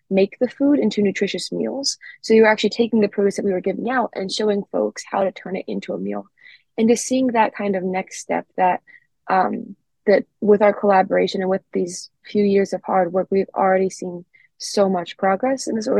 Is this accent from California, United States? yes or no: no; Philadelphia, Pennsylvania, United States; I'm from Philadelphia, and there is a really large contrast between different neighborhoods. I come from a really well-off neighborhood